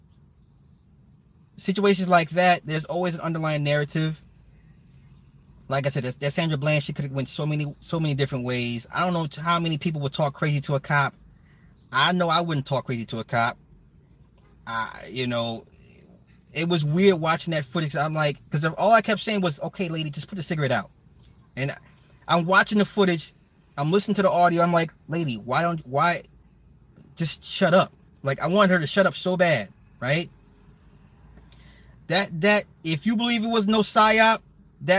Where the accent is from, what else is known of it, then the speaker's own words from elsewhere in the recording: suburbs of Chicago, Illinois, United States; I'm from the suburb of Chicago. I'm outside the city